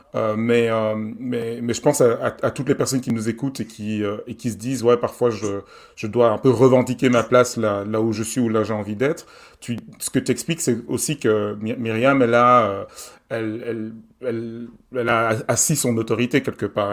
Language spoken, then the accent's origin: French; Belgium; je suis belge